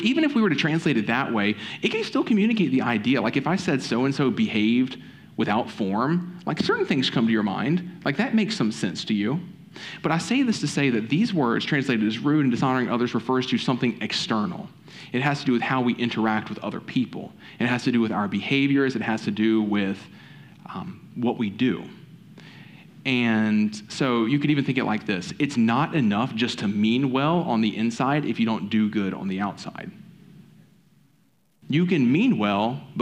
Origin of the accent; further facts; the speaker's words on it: the South, United States; I'm from the South